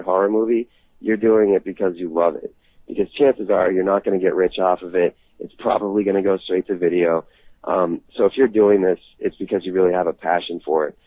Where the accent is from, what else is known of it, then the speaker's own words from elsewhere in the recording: Boston, Massachusetts, United States; moved away as an adult; now in Los Angeles, United States; I'm from Boston, and I had a really tight group of friends that I grew up